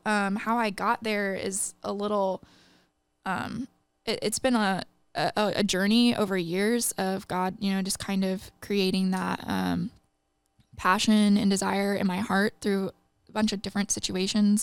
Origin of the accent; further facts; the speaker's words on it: Midwest, United States; now in Singapore; I grew up in the Midwest